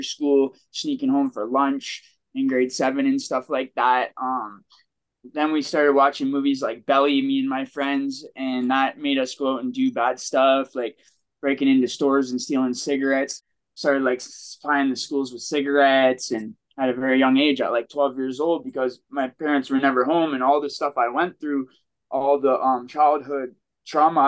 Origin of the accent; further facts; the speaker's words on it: Toronto, Ontario, Canada; growing up in Toronto